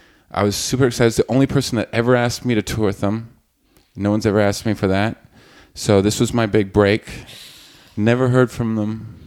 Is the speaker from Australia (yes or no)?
no; Canada; as a Canadian, he's sort of a legend in my country.